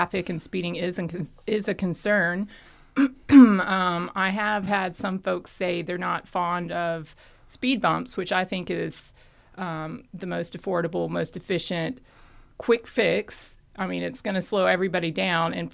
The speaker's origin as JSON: {"language": "English", "town": "Watkinsville", "region": "Georgia", "country": "United States", "tie": "born or raised there", "said": "I am from Oconee County"}